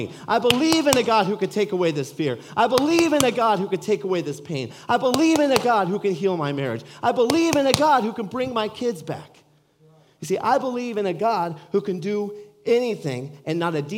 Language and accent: English; California, United States; moved away as an adult; now in Iowa, United States; we're native from California, kind of. We're from California. We moved here from California